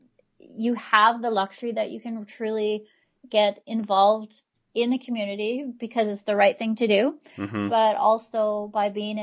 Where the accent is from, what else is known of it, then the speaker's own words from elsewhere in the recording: the Kootenays, British Columbia, Canada; also born or lived in Alberta; now in Cranbrook, Canada; I'm from the Kootenays. I've lived here most of my life, but I actually moved to Alberta for 10 years